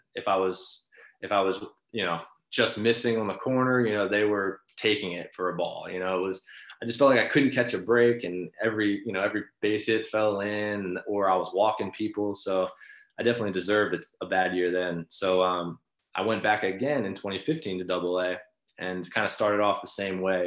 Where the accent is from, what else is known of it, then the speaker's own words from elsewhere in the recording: Baltimore, Maryland, United States; growing up uh, in Baltimore